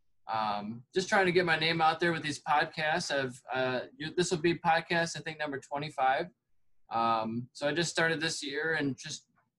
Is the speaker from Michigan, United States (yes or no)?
yes; Michigan, United States; I'm from Michigan